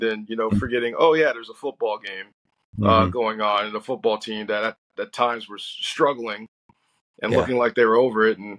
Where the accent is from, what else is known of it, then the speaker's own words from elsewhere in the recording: Nashville, Tennessee, United States; now in Kansas City, United States; because I'm from Nashville, Tennessee